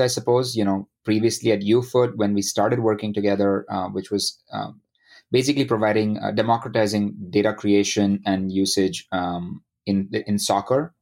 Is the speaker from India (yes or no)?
yes; India; moved away as an adult; now in United States; I grew up uh, in India.